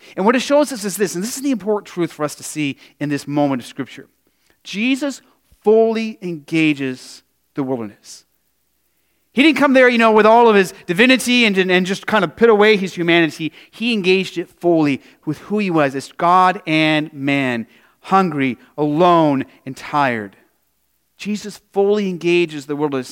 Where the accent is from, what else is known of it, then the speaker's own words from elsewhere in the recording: Arizona, United States; growing up in Arizona